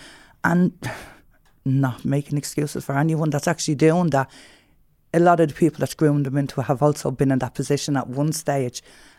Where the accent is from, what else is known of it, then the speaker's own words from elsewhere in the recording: Dublin, Leinster, Ireland; I grew up in the North Inner City, so I was always around, as you know, the issues within the North Inner City